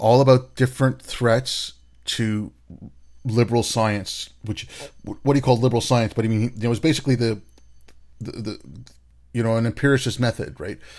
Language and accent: English; Hyderabad, Telangana, India; in Hyderabad, that's where I grew up at Hyderabad in India. That's where I was born